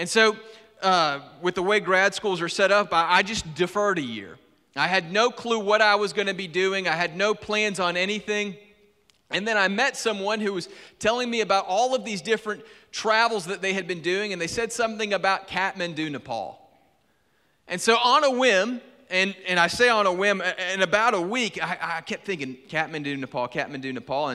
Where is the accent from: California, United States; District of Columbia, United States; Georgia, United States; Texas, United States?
Georgia, United States; Griffin; I was born and raised in Griffin, Georgia, on the other side of Atlanta